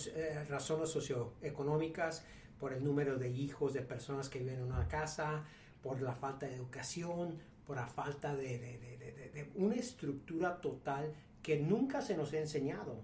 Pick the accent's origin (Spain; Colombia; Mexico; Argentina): Mexico; yo soy mexicano, empresario, con varios negocios en México